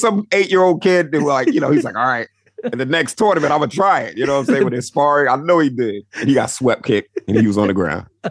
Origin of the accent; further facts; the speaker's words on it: New York, United States; I grew up in New York